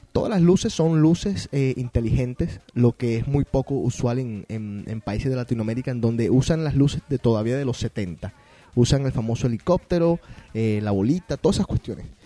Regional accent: Colombia; now in Boston, United States; yo que soy colombiano

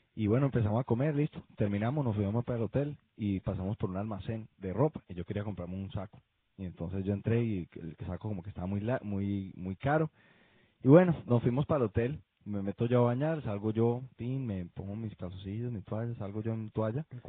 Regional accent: Colombia; yo soy de Colombia

